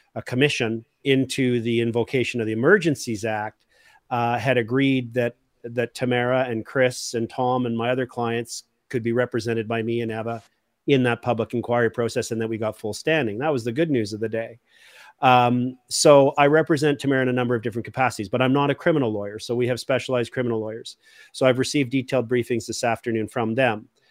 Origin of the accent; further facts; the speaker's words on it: Canada; values as a Canadian that I was raised